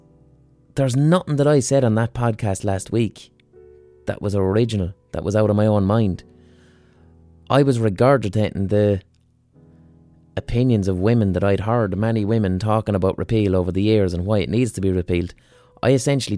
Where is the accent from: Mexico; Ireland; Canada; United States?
Ireland; Limerick, Munster; I'm from Limerick.